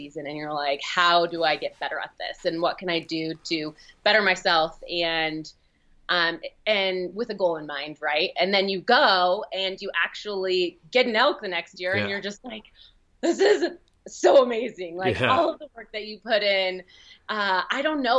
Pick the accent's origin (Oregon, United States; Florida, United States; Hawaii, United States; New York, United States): Oregon, United States; moved away as an adult; now in Utah, United States; being born and raised in Oregon, I'm always surrounded by trees